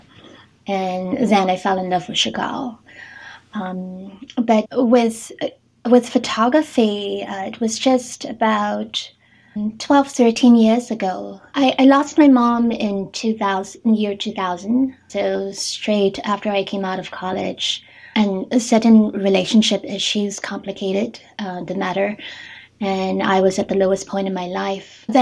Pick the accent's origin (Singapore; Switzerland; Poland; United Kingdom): Singapore; moved away as an adult; now in Tokyo, Japan; I'm originally from Singapore, and I've been living and working in Japan for the past 12-13